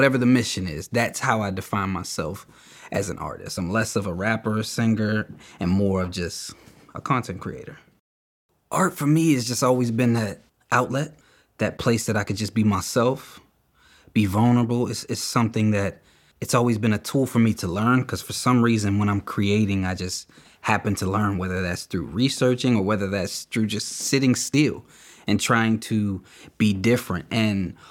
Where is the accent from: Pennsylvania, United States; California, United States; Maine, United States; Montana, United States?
Pennsylvania, United States; Beaver Falls; I'm from Beaver Falls, PA.